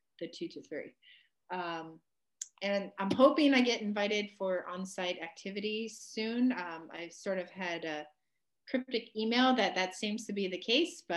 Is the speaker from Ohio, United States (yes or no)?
yes; Ohio, United States; growing up in Ohio.